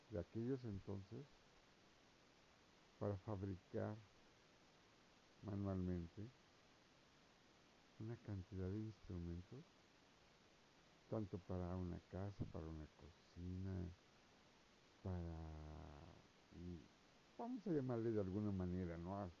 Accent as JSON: {"language": "Spanish", "country": "Mexico", "said": "O sea, yo digo, soy mexicano, me gusta la arqueología"}